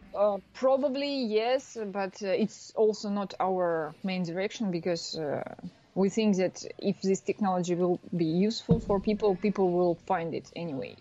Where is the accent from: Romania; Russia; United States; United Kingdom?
Russia; moved away as an adult; now in France; I'm from Russia, but uh, now I'm working in France